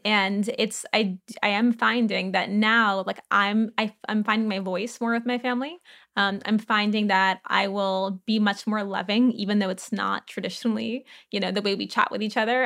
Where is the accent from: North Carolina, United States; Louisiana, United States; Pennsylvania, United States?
Louisiana, United States; New Orleans; I grew up in New Orleans